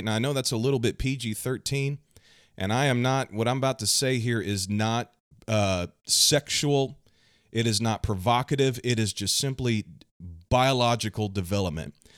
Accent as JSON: {"language": "English", "town": "Kansas City", "region": "Missouri", "country": "United States", "said": "I'm from the United States, right here in the heartland, the Midwest, Kansas City, Missouri."}